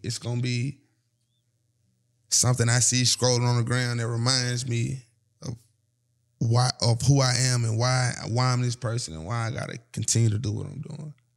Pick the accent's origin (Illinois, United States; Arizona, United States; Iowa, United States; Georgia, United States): Georgia, United States; Atlanta; I'm from Atlanta